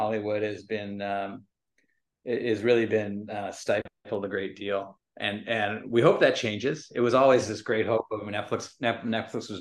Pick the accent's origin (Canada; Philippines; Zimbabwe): Canada; Vancouver, British Columbia; I grew up in Vancouver and Canada